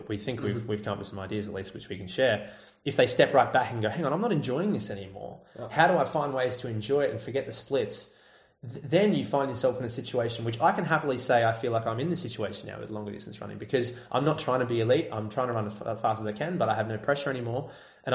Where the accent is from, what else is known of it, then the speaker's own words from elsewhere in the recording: Australia; I'm Australian